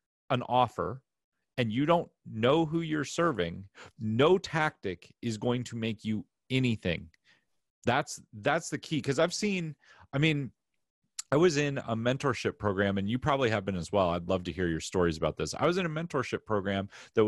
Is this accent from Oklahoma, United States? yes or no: no; Philadelphia, Pennsylvania, United States; moved away; I'm from Philly